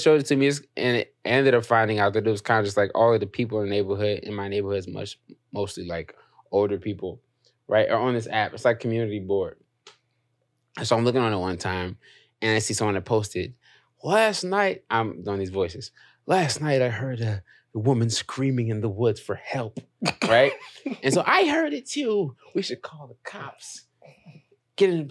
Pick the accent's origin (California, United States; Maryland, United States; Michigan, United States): Maryland, United States; Prince George's County; also born or lived in Washington, D.C.; Born in D.C., raised in Maryland, PG County.